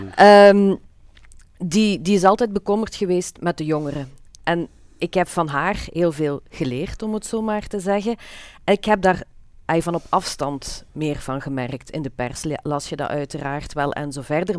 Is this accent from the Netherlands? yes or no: no; Limburg, Flanders, Belgium; bij ons in Limburg